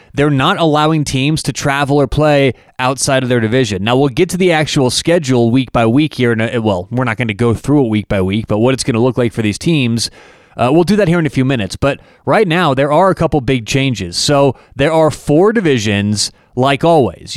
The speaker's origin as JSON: {"language": "English", "town": "Denver", "region": "Colorado", "country": "United States", "said": "I'm, I'm from Denver, Colorado"}